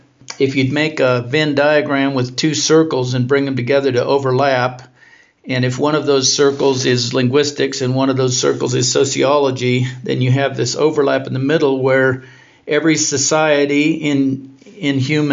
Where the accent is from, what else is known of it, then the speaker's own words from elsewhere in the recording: Ecuador; born there; also born or lived in Spain; I was born in Ecuador.